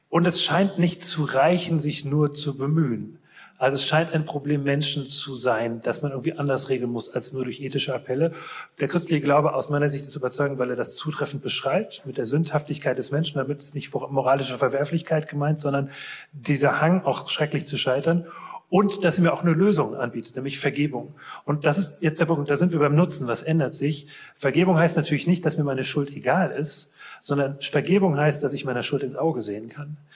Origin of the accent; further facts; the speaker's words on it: Rhineland, Germany; wer bin ich, das zu beurteilen, ne? als, als Rheinländer?